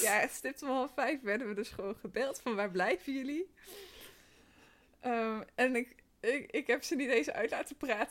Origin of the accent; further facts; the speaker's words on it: North Brabant, Netherlands; moved away; omdat ik uit Brabant kom